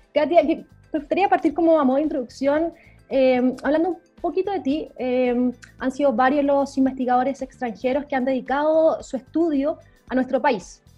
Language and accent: Spanish; Chile; qué somos los chilenos